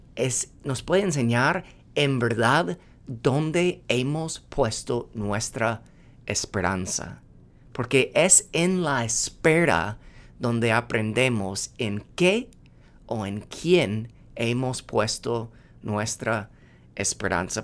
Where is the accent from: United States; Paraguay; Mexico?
United States; moved away; siendo gringo